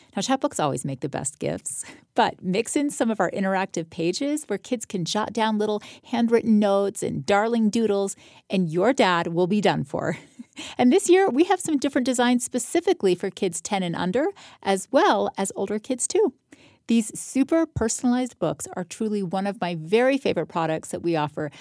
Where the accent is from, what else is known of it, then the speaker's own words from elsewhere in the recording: Florida, United States; moved away as an adult; also born or lived in Salt Lake City / Los Angeles; now in Utah, United States; I was born in Salt Lake when my dad was in law school at the U, and then I lived the rest of my life in Florida